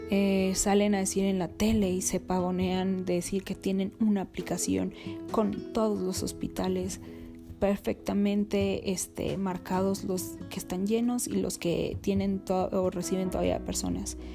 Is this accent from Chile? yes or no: no; Mexico; si sabes de qué tamaño es el país que estás gobernando y lo necio que somos los mexicanos